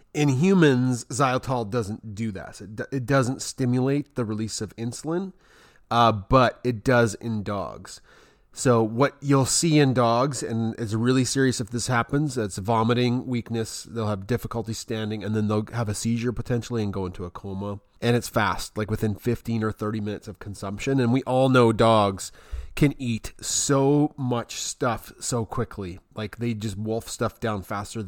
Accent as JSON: {"language": "English", "country": "Canada", "also_born_or_lived": "Alberta", "said": "I'm from Canada"}